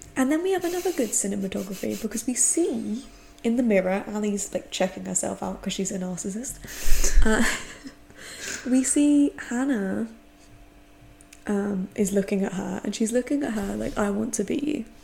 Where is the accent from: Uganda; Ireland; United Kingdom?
United Kingdom; England; I'm English.